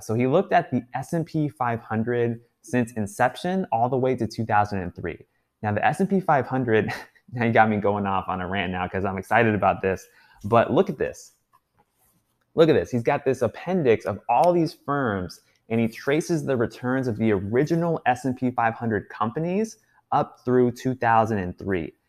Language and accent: English; United States; me being an American